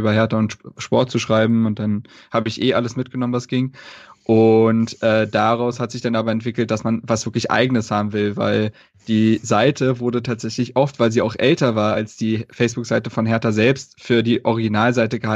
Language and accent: German; Berlin, Germany; Also ähm, wie gesagt, ich bin in Berlin groß geworden